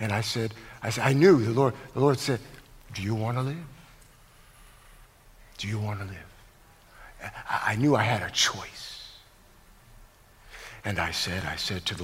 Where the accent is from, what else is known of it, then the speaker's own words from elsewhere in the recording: Connecticut, United States; moved away as an adult; also born or lived in Los Angeles; I'm from Connecticut